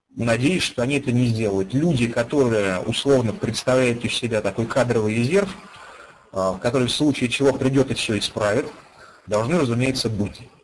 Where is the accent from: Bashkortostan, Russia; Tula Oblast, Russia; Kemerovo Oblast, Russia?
Bashkortostan, Russia; Ufa; moved away as an adult; now in Moscow, Russia; Я родился и вырос в городе Уфе